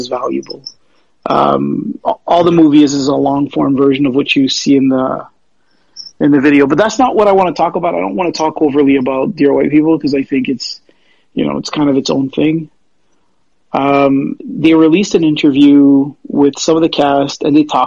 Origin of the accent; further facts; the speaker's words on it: Canada; being French Canadian, son of an immigrant